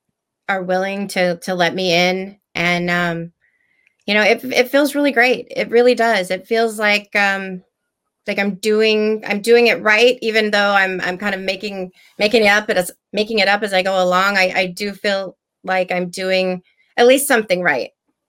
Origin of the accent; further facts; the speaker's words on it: Texas, United States; I came from Texas. We have it there.